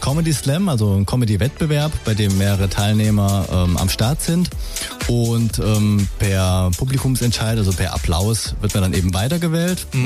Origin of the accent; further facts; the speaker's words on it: Saarland, Germany; also born or lived in Swabia, Baden-Württemberg; wohne im Saarland, auch dort aufgewachsen